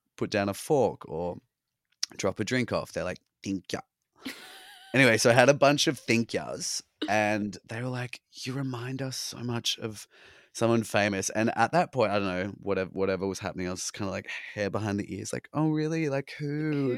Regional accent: Australia; accent: Australian; moved away as an adult; now in New York, United States

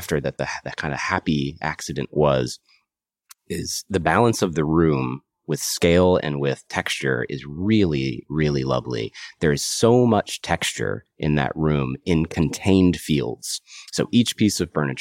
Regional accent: Kernersville, North Carolina, United States; also born or lived in Raleigh, North Carolina; I grew up in Kernersville, North Carolina, a small town, middle of the state between Winston and Greensboro.

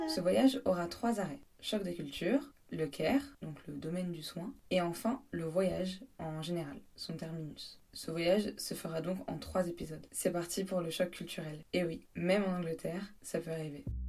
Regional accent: France; moved away as an adult; now in England, United Kingdom

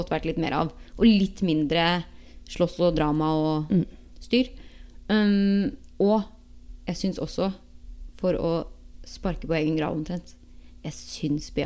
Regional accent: Norway; moved away as an adult; now in Los Angeles, United States; det var ganske så varmt hjemme i Norge òg.

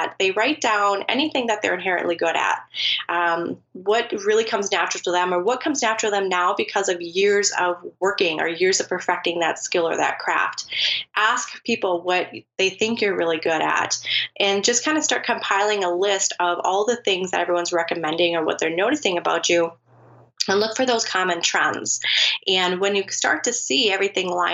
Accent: United States; I'm from the United States.

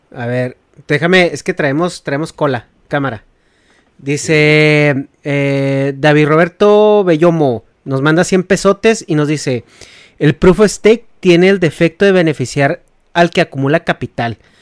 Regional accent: Chihuahua, Mexico; Negas y yo somos de Chihuahua

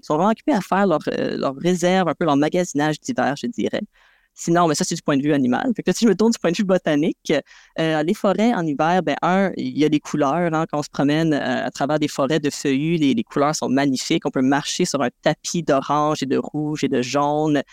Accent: South Shore of Montreal, Quebec, Canada; je viens de la rive sud de Montréal

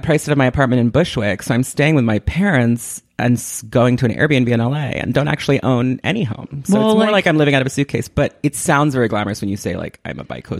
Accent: Ireland; so I'm Irish, if like the name … wasn't clear.

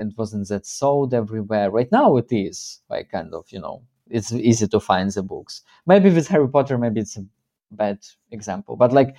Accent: Dnipro, Dnipropetrovsk Oblast, Ukraine; first language Russian; English is a second language; growing up in Ukraine, growing up in our city in Dnipro, in central eastern Ukraine, where like it's again, it's completely Russified city.

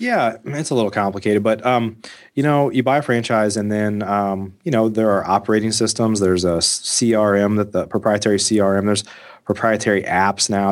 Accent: Midwest, United States; I grew up in the Midwest

